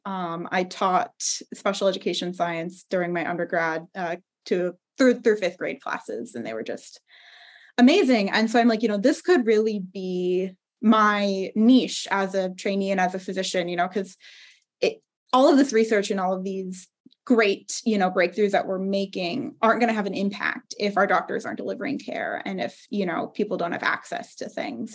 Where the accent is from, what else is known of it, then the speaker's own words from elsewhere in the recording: Southern California, United States; I'm originally from Southern California